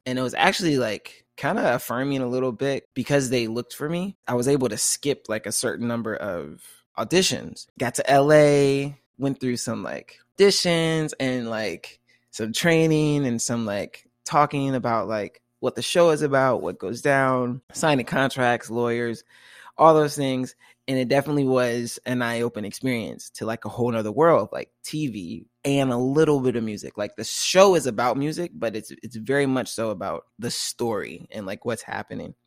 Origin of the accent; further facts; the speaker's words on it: Tallahassee, Florida, United States; moved away as an adult; now in Seattle, United States; I'm from Tallahassee, Florida, small college town, and I've just moved to Seattle, Washington.